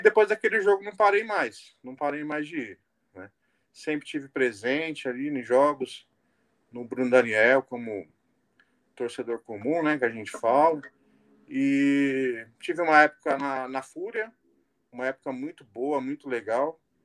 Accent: Santo André, São Paulo, Brazil; eu nasci ali no Jaçatuba

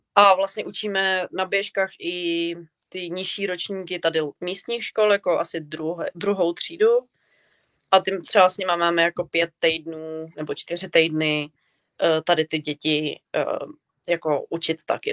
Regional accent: Czechia; moved away as an adult; now in Canada; já jako z Česka

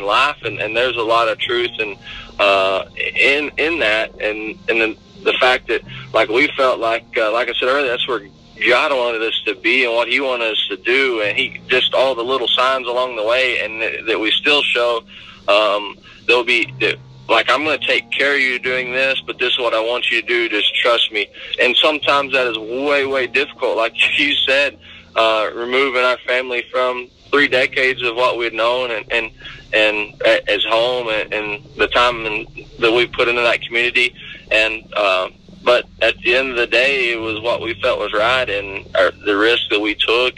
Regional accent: United States; moved away as an adult; all my ties in my hometown, which was Gulf Lake for so long

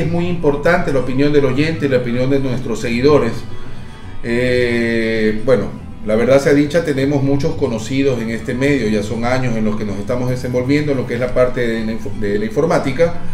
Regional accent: Ecuador; Como ecuatorianos tenemos la idea de cómo utilizar de manera correcta la tecnología.

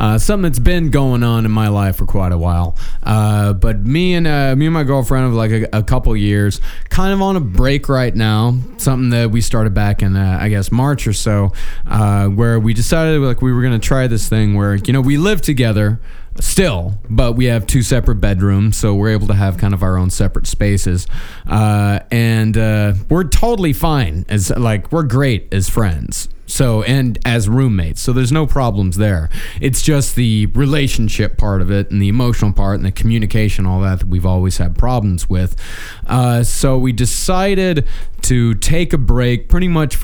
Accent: United States; also born or lived in Texas; I am as American as it fucking gets

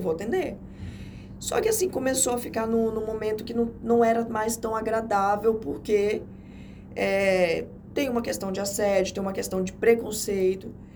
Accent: Jaru, Rondônia, Brazil; now in Porto Velho, Brazil; eu sou do interior, né? Eu nasci em Jaru

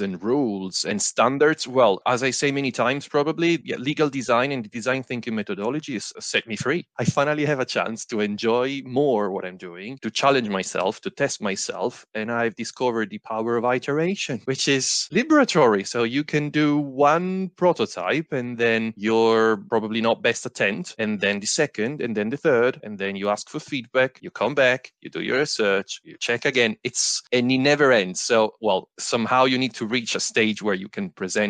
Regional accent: Italy; now in Bristol, United Kingdom; I'm originally from Italy, but now in the UK, in Bristol

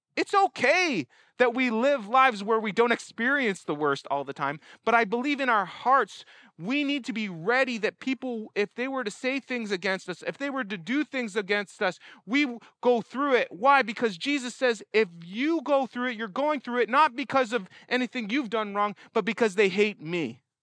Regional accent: Canada; I'm a Canadian here

